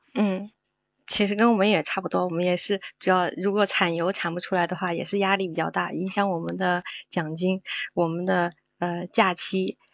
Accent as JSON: {"language": "Chinese", "region": "Sichuan", "country": "China", "moved": "yes", "lives_now": "Shandong, China", "said": "我是四川人，但是我现在生活在山东，我干的嗯。是汤姆老师的老本行"}